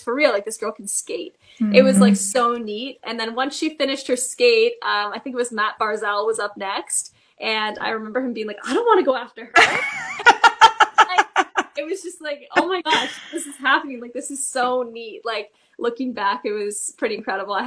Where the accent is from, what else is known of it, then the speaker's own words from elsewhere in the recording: Toronto, Ontario, Canada; I am from Toronto